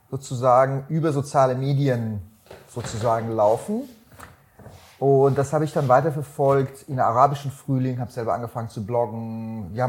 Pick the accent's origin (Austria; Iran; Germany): Iran; born there; weil ich bin gebürtiger Iraner. Mhm. Wir waren sozusagen linke Familie aus dem Iran.